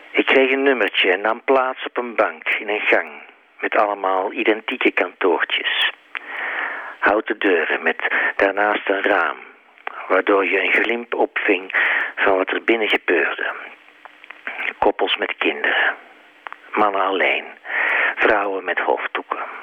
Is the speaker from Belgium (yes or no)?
yes; Belgium; moved away as an adult; also born or lived in Netherlands; now in Amsterdam, Netherlands; mijn vaderland